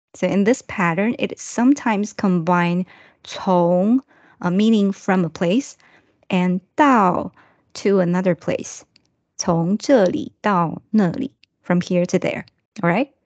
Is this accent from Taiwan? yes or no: yes; Taiwan; English is a second language; from Taiwan